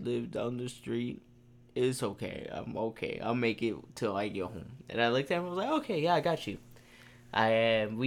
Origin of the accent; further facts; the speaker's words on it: Houston, Texas, United States; We're from Houston